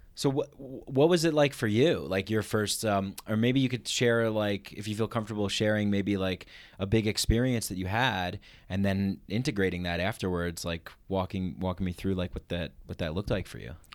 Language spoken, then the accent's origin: English; New York, United States; moved away as an adult; now in Denver, United States; I'm from New York.